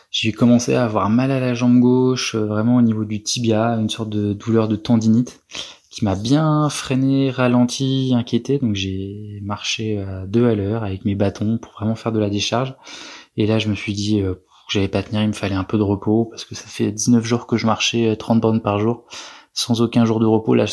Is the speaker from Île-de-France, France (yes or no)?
yes; Paris, Île-de-France, France; Je sais pas, je viens de Paris donc.